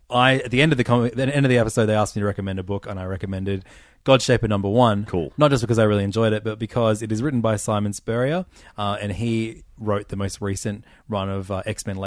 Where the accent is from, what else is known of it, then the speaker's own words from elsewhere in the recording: Cairns, Queensland, Australia; I'm like, we're from Cairns, you dickhead.